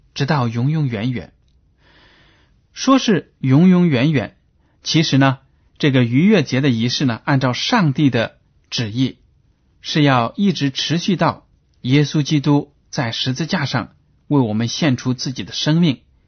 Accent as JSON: {"language": "Chinese", "country": "China", "said": "我们中国人"}